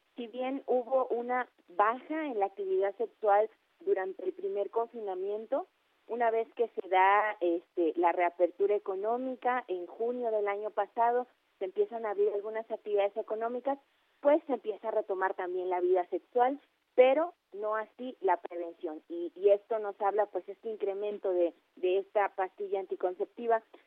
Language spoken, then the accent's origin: Spanish; Mexico